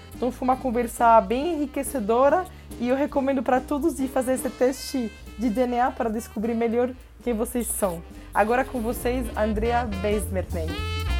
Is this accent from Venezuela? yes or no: yes; Venezuela; first language Spanish; Portuguese is a second language; moved away; eu nasci na Venezuela, meu pai é colombiano e minha mãe é francesa